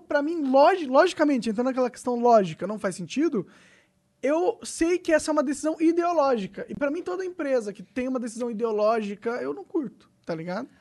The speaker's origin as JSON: {"language": "Portuguese", "region": "São Paulo", "country": "Brazil", "said": "eu, sou paulista"}